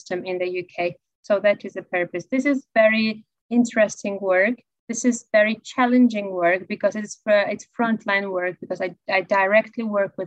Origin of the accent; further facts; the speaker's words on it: Georgia; now in United Kingdom; I'm originally from Georgia. I'm a refugee myself